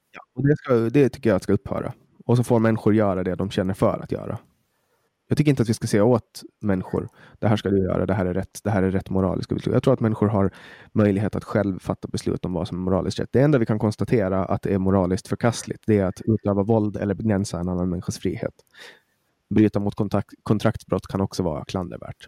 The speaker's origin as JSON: {"language": "Swedish", "country": "Åland Islands", "tie": "born or raised there", "said": "jag är jätteglad att jag är född på Åland"}